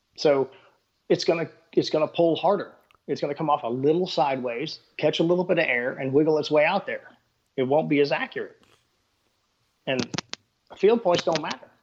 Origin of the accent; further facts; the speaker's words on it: Texas, United States; I'm from Texas